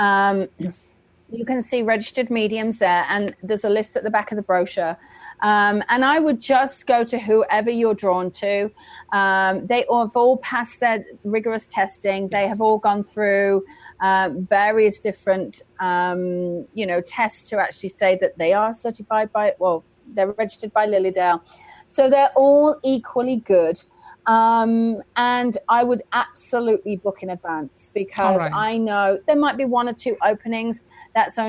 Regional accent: England, United Kingdom; now in Lily Dale, United States; as an English person, I'm now going back to England to teach a huge amount

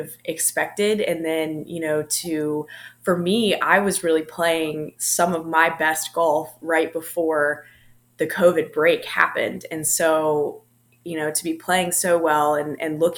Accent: Durham, North Carolina, United States; moved away as an adult; also born or lived in Blacksburg, Virginia; being from like the Durham area

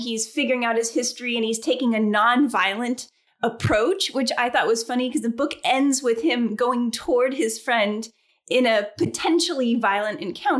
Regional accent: United States; But part of that is because I'm American

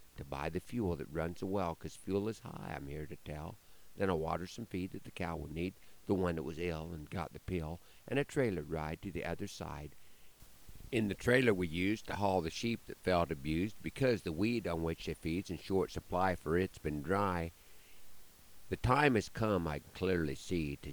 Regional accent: Broken Bow, Nebraska, United States; part of a show in my hometown

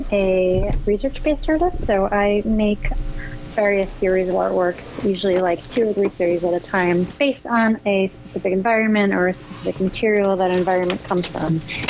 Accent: New Jersey, United States; now in Oakland, United States; I grew up in New Jersey, and I don't come from a family of artists whatsoever.

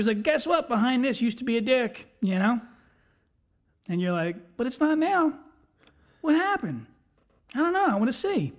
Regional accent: Tinicum, United States; Well, I grew up down in Tinicum in the body shops.

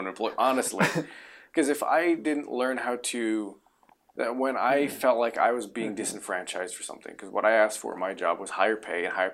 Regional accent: Reno, Nevada, United States; also born or lived in New Mexico / Winnemucca, Nevada; I was five when we left

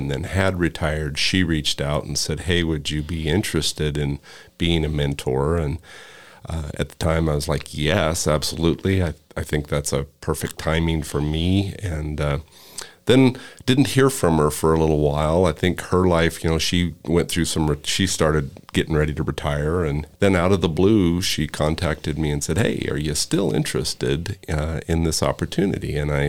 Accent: Pinedale, Wyoming, United States; also born or lived in Casper, Wyoming; I was born and raised in Wyoming.

